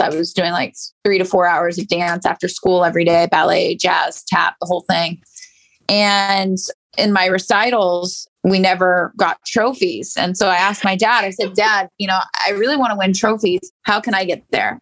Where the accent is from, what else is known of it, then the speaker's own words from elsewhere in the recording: St. Petersburg, Florida, United States; also born or lived in Virginia; I grew up in St. Pete, just down the street from IMG Academy